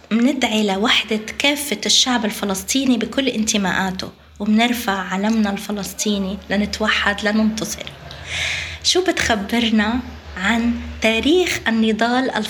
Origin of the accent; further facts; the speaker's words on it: Palestine; هلا نحن كشعب فلسطيني الشعب الوحيد اللي رئيسه استشهد شهيدا شهيدا شهيدا